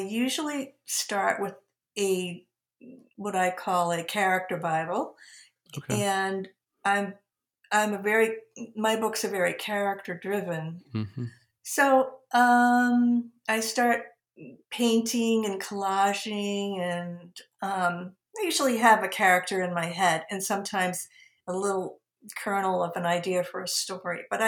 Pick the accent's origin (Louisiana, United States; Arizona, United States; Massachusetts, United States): Massachusetts, United States; outside of Boston, New England; now in Philadelphia region, United States; growing up, you know, outside of Boston